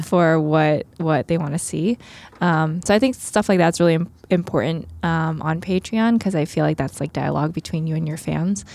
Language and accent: English; Long Island, New York, United States; born or raised there; also born or lived in Queens, New York / Philadelphia